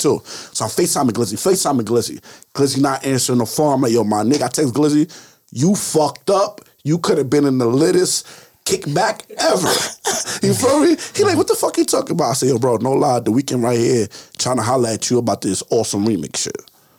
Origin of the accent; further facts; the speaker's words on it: New York, United States; We like, yo, we from Baltimore. I'm from New York. But New York already got too much praise.